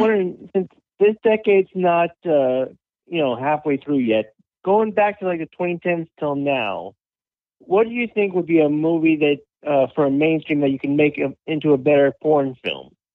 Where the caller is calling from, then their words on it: Florida, United States; I'm calling from Florida